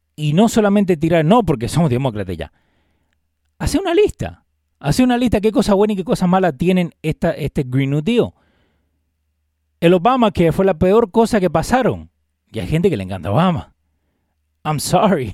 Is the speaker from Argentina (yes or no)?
yes; Argentina; now in United States; yo vengo de Argentina